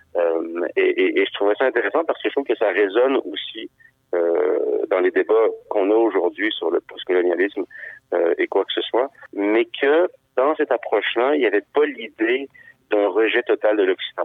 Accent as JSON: {"language": "French", "town": "Quebec City", "region": "Quebec", "country": "Canada", "tie": "born or raised there", "lives_now": "Montreal, Canada", "said": "moi j'ai grandi, euh, j'ai grandi à Sainte-Foy"}